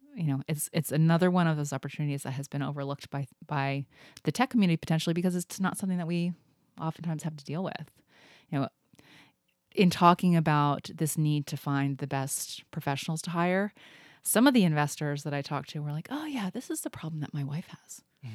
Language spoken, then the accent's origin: English; Indianapolis, Indiana, United States; moved away as an adult; also born or lived in Cincinnati / East Coast; now in Seattle, United States; then moved to Indianapolis, right outside of Indianapolis. and I was there through high school